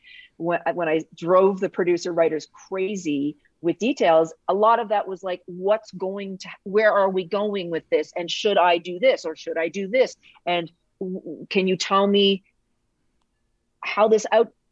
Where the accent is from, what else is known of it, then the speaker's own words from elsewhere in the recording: Canada; I'm Canadian